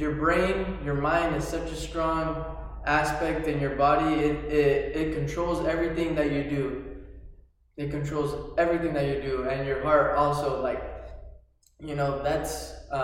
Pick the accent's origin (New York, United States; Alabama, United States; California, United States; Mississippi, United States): California, United States; Sanger; also born or lived in Fresno, California; I was raised in the little town of Sanger, California. This is my hometown.